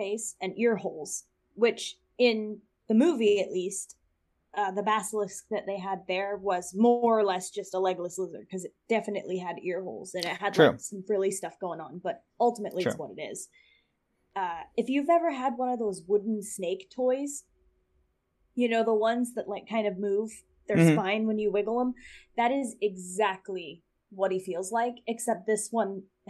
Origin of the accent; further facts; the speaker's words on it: Florida, United States; indigenous to my home state of Florida